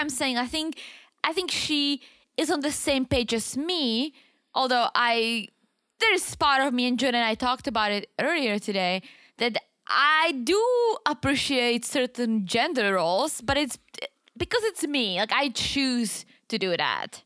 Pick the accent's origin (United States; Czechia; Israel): Czechia; accent: Czech; moved away; I'm from the Czech Republic